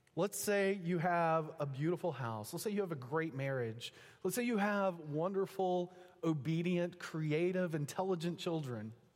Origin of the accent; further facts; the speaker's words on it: Texas, United States; moved away as an adult; also born or lived in Pennsylvania; now in Oklahoma, United States; My wife and I were both raised, born and raised in Texas